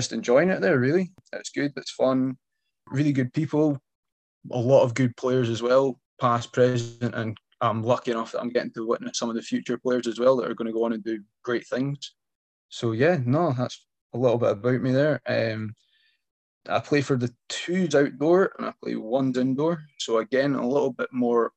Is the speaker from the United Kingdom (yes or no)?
yes; Penicuik, Scotland, United Kingdom; I'm from Penicuik, and I currently stay in Penicuik, so just south of Edinburgh.